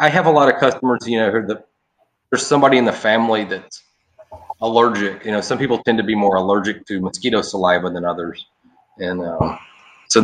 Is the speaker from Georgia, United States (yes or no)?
yes; Atlanta, Georgia, United States; moved away as an adult; now in Southwest Florida, United States; I'm from Atlanta originally.